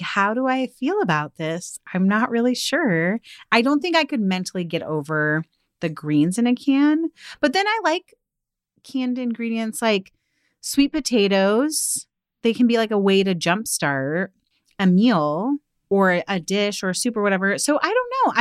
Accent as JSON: {"language": "English", "area": "outside of Seattle", "region": "Washington", "country": "United States", "tie": "born or raised there", "said": "growing up outside of Seattle"}